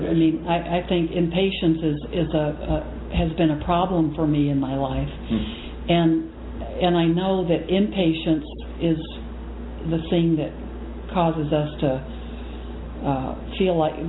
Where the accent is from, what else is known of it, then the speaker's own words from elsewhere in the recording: Texas, United States; also born or lived in Japan; now in Wisconsin, United States; I'm from Texas